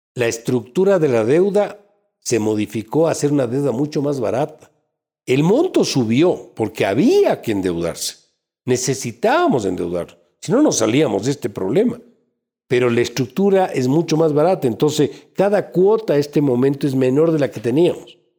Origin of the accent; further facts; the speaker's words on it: Ecuador; como ecuatoriano